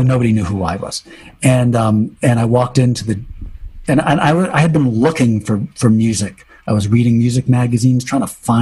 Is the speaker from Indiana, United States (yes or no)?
no; Waterford, Connecticut, United States; also born or lived in New London, Connecticut; we moved from New London to Waterford, which is sort of like moving from the East Village to Chelsea